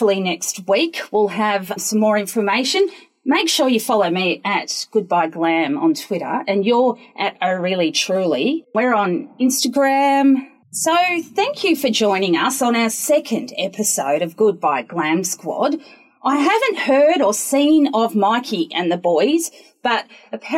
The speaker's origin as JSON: {"language": "English", "town": "Lithgow", "region": "New South Wales", "country": "Australia", "tie": "born or raised there", "moved": "yes", "lives_now": "Newcastle, Australia", "said": "I grew up in Lithgow, which is a small country town with lots of bogans"}